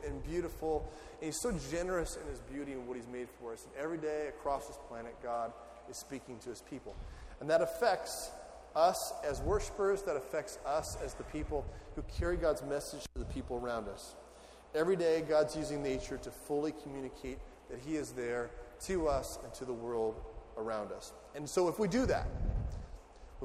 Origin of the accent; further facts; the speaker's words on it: California desert, United States; moved away as an adult; now in Ohio, United States; I'm from California in the desert. I felt like at age 18, I'd done all the sweating I need to do for the desert.